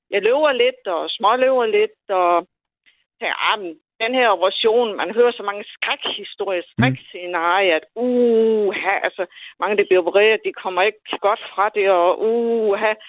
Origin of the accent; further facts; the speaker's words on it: Odense, Southern Denmark, Denmark; accent: Odense; Øh, jeg kommer fra Odense.